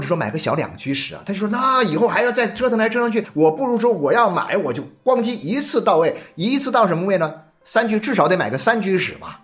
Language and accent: Chinese; Jiangxi, China; also born or lived in Xiamen; 我从这个厦门大学中文系毕业以后呢，我就分配到当时的江西大学中文系教书。那时候是一九八四年的时候